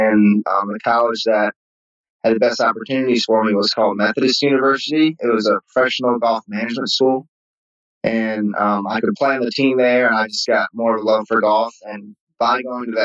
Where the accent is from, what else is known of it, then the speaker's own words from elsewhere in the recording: Maryland, United States; moved away as an adult; also born or lived in Birmingham; I grew up in Maryland.